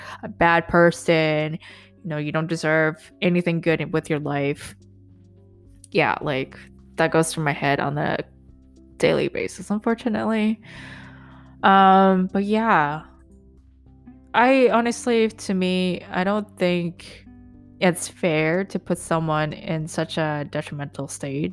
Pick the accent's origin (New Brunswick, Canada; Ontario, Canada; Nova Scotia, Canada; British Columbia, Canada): British Columbia, Canada; Vancouver; also born or lived in Hong Kong; when I moved from Hong Kong to back to Vancouver, so when I was 10, maybe